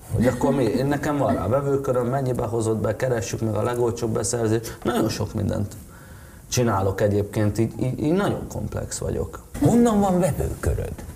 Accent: Hungary; én szeretem a hazánkat, nekem jó itt

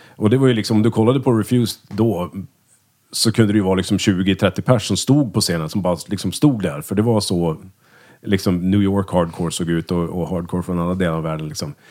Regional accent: Örnsköldsvik, Västernorrland County, Sweden; moved away; also born or lived in Umeå; vi är ju eh, från Örnsköldsvik då. Växte upp tillsammans från lekisåldern och gick i samma klass hela skolgången.

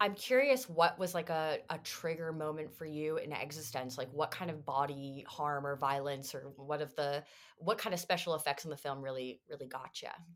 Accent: Toronto, Ontario, Canada; this is shit that I grew up with in Canada

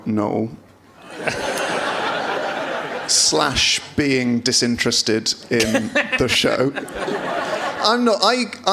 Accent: Bristol, South West England, United Kingdom; I was born in Southmead Hospital

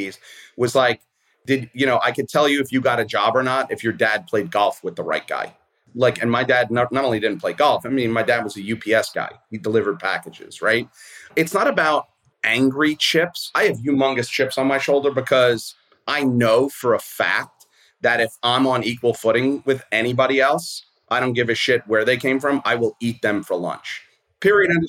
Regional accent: New York City, New York, United States; I grew up in Brooklyn. I'm a public school kid

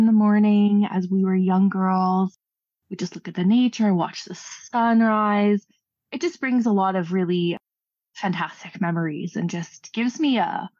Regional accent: Canada; As a Canadian and as a Northerner especially

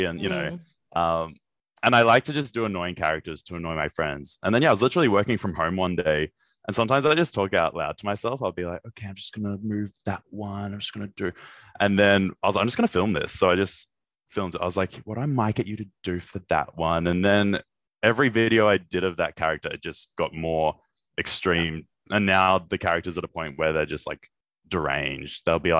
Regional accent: Australia; How American TV Sounded as an Australian Kid

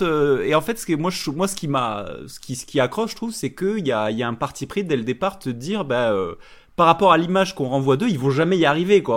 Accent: France

